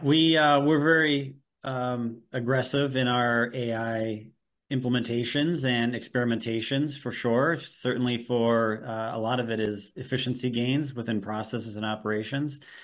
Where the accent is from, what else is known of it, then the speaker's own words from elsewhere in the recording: Milwaukee, Wisconsin, United States; I'm also from Milwaukee, Wisconsin